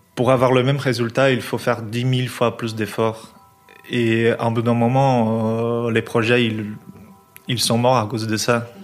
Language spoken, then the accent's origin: French; São Paulo, Brazil; moved away as an adult; now in Belgium; je viens de São Paulo, mais je suis en Belgique depuis 8 ans